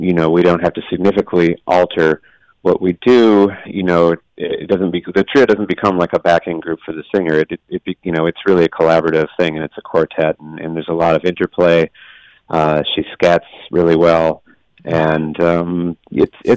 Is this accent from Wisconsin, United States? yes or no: yes; Eau Claire, Wisconsin, United States; moved away; I'm from Eau Claire, Wisconsin. So I grew up with it